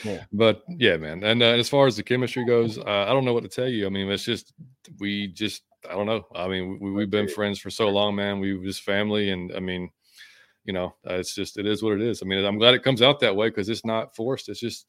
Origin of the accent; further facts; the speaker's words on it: United States; also born or lived in Virginia / Las Vegas; So, you know, I grew up here. I'm from Virginia, but I grew up here, like, right since I was 3 years old. We moved to Las Vegas for 3 years and then moved back in 2009.